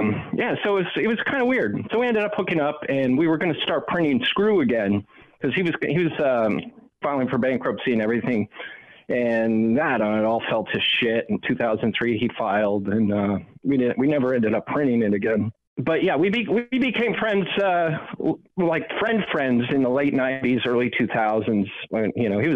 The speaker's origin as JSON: {"language": "English", "town": "Schenectady", "region": "New York", "country": "United States", "tie": "born or raised there", "said": "I grew up in Schenectady"}